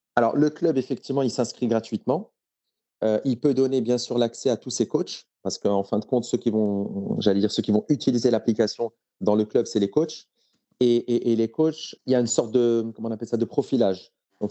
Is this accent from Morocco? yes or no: yes; Morocco; J'ai grandi au Maroc.